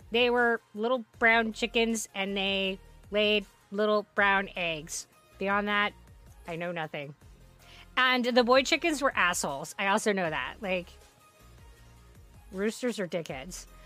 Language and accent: English; Netherlands; English is a second language; I am a very picky eater and I come from the Netherlands and we eat something called. Oh. Bor. Boerenkool Stamppot.